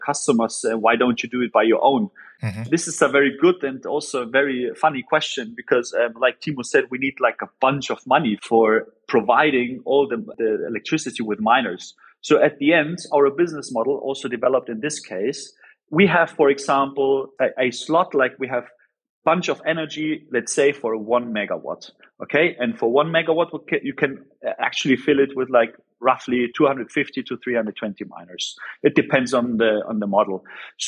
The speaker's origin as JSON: {"language": "English", "region": "Vienna", "country": "Austria", "second_language": "English", "moved": "as an adult", "lives_now": "Germany", "said": "Actually, I'm from Austria, from Vienna. Ah, so I moved to Germany a long time ago"}